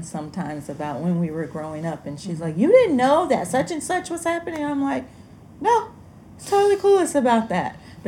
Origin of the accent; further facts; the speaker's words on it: Alabama, United States; I grew up in Alabama